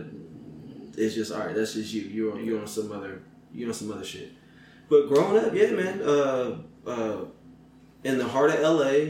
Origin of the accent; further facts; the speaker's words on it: Inglewood, California, United States; I grew up in L.A.